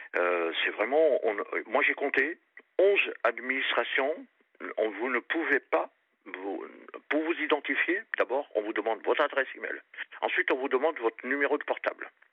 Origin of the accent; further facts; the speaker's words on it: Périgord, Nouvelle-Aquitaine, France; moved away; je suis parti dans ma région d'origine, Périgord